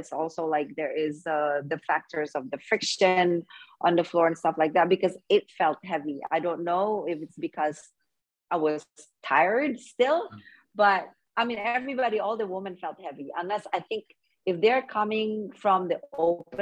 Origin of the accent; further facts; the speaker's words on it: Indonesia; I'm from Indonesia and this is my first time